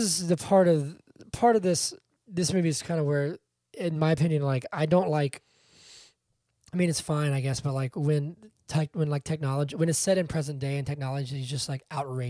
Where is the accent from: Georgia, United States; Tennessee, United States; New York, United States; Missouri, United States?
Georgia, United States; Atlanta; we are from Atlanta and we live mm-hmm. in Georgia.